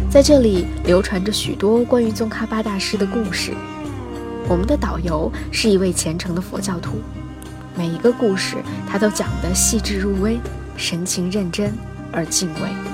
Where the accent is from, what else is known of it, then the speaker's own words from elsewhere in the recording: northern China, China; 作为一个土生土长的北方人